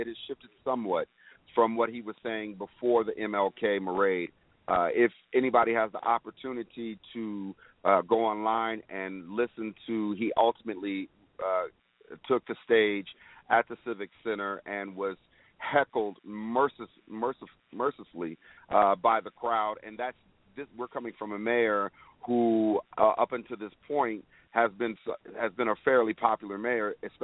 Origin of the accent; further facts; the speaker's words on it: Denver, Colorado, United States; I was born and raised in Denver, Colorado